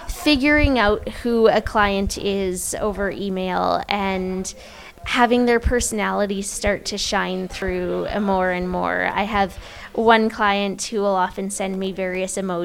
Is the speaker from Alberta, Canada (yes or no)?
yes; Edmonton, Alberta, Canada; now in Vancouver, Canada; Growing up in Edmonton, we had a festival called Heritage Days